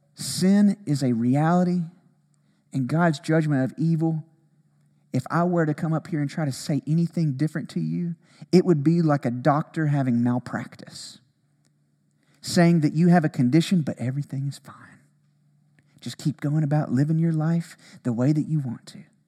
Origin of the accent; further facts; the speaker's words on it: Alabama, United States; growing up in Alabama, tornadoes